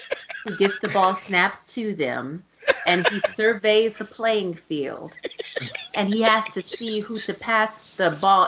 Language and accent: English; Texas, United States; Nigga, I'm from Texas.